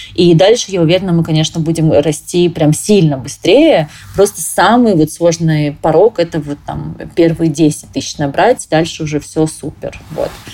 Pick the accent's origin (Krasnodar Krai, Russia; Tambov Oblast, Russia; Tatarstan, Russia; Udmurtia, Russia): Krasnodar Krai, Russia; Krasnodar; moved away as an adult; also born or lived in Moscow / Dubai; Я сама из Краснодара